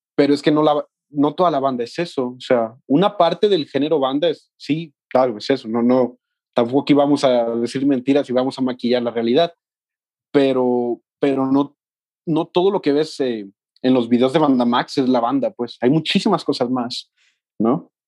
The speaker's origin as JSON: {"language": "Spanish", "town": "Mexticacán", "region": "Jalisco", "country": "Mexico", "tie": "born or raised there", "also_born_or_lived": "Guadalajara", "moved": "as an adult", "said": "yo soy de un pueblo que se llama Mexticacán"}